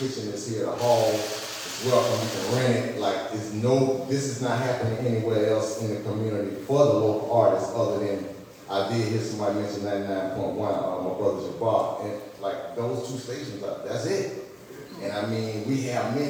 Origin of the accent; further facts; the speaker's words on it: St. Petersburg, Florida, United States; I'm also a hometown resident, born and raised in St. Pete